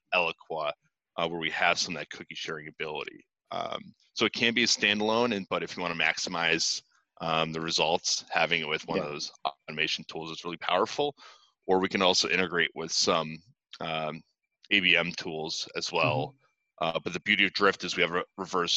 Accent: Boston, Massachusetts, United States; I'm from Boston

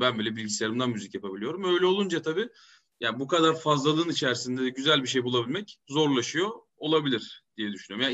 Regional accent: Kayseri Province, Turkey; moved away; also born or lived in İzmir; Kayseriliyim. Evet. Ee, biz Kayseri'liyiz yani annem de haliyle Kayserili olmuş oluyor

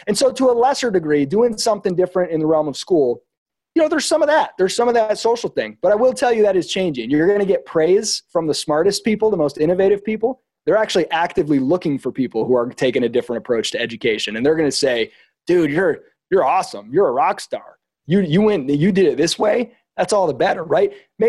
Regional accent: Midwest, United States; Like I was not around people growing up in the Midwest. I was around people with good character, but not huge ambition.

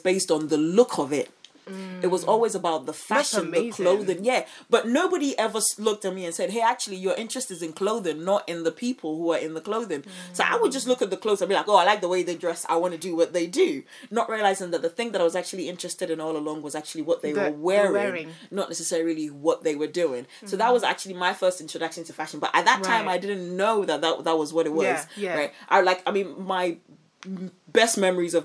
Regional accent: Ghana; growing up in Ghana

